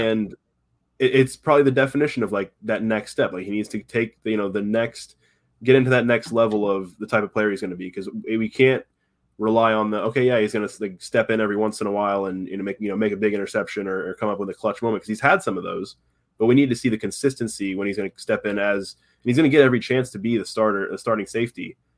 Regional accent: Tampa, Florida, United States; I grew up in Tampa, been around the Bucks my entire life

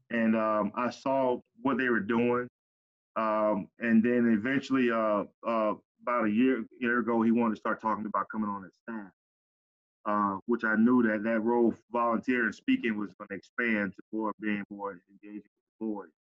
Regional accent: Pompano Beach, Florida, United States; growing up in Cayenne City, Pompano.

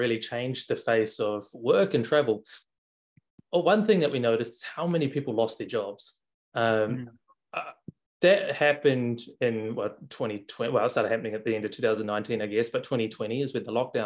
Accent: New Zealand; moved away; also born or lived in Melbourne, Australia / Bali, Indonesia; I'm from New Zealand. I was living in Australia

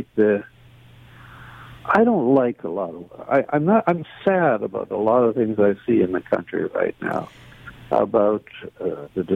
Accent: Canada; as a Canadian

